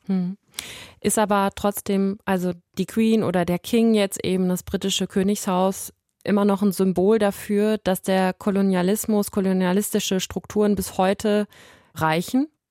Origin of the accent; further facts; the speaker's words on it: Germany; ich bin deutsch, bin in, in Deutschland geboren, aufgewachsen